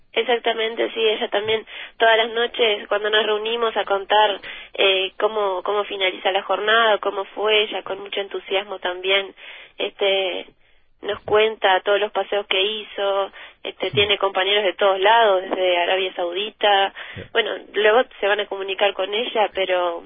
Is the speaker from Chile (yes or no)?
no; Tambores, Tacuarembó, Uruguay; en Villa Tambores, que es de donde somos, de Tacuarembó, Uruguay